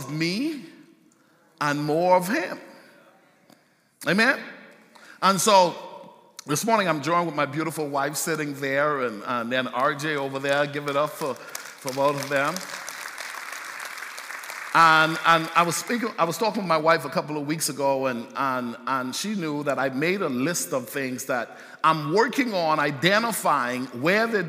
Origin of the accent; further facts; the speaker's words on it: Bahamas; moved away; I grew up in the Bahamas